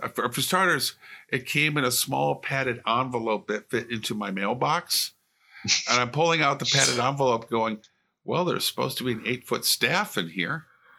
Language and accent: English; Illinois, United States; I grew up in Illinois, where all the corn is.